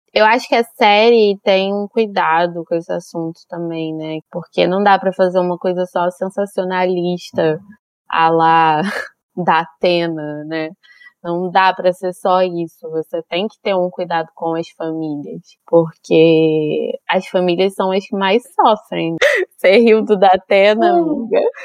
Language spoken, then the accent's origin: Portuguese; Brazil; na nossa vivência sendo brasileiro